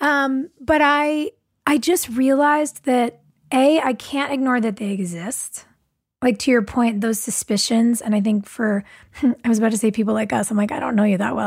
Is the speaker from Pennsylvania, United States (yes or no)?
no; California, United States; lots of us were from here